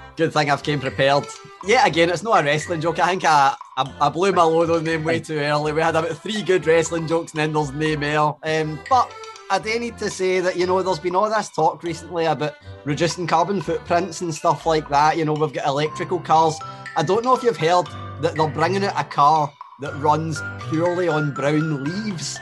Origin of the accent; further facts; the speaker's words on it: Scotland, United Kingdom; we're born here.